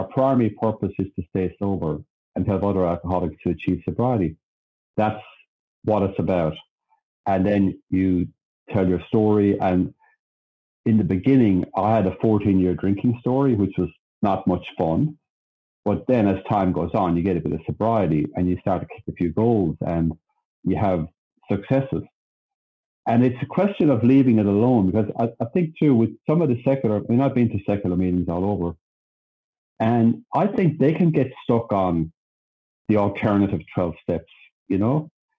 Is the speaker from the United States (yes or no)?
no; Sydney, New South Wales, Australia; we moved across Sydney. So I was from the Southern Shire, right down the bottom, and I went across to the other side.